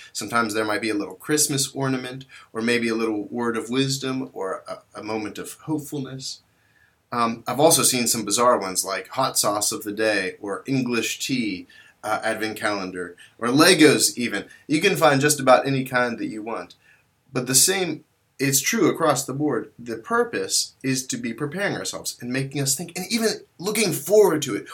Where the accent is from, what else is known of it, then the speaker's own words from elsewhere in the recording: West Virginia, United States; also born or lived in Kazakhstan; I eventually made my way home to, to West Virginia